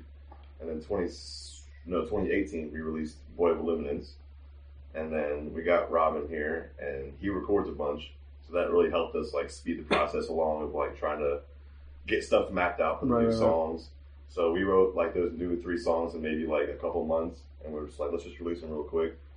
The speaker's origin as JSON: {"language": "English", "town": "Jacksonville", "region": "Florida", "country": "United States", "said": "We're all from Jacksonville"}